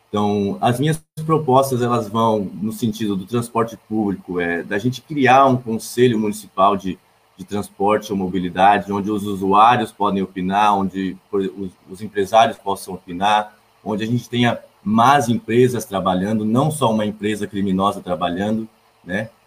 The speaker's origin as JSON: {"language": "Portuguese", "town": "Fortaleza", "region": "Ceará", "country": "Brazil", "tie": "born or raised there", "also_born_or_lived": "Blumenau", "said": "Eu nasci em Blumenau, é, fui criado aqui no bairro do Tribés, aqui na Fortaleza."}